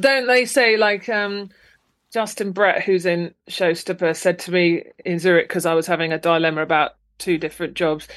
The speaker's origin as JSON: {"language": "English", "town": "Luton", "region": "East of England", "country": "United Kingdom", "tie": "born or raised there", "also_born_or_lived": "London", "moved": "as an adult", "lives_now": "Folkestone, United Kingdom", "said": "originally I'm from Luton um, in Bedfordshire, uh, so I was there till I was like, you know, uni"}